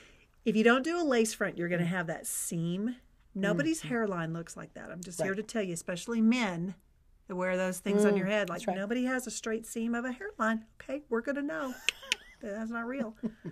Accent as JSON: {"language": "English", "region": "Texas", "country": "United States", "said": "I'm from Texas"}